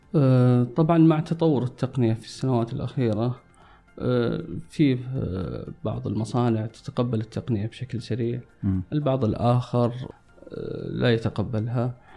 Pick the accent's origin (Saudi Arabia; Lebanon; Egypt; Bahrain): Saudi Arabia; عندنا في السعودية